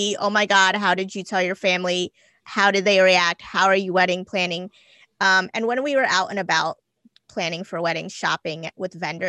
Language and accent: English; India; and my husband, I'm Indian. My husband is not, he's Italian.